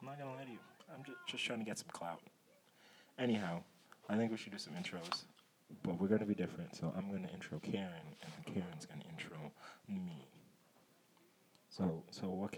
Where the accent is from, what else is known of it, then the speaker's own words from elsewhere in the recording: Long Island, New York, United States; So I had just moved to the house I'm currently at, which is Long Island. We're from Long Island.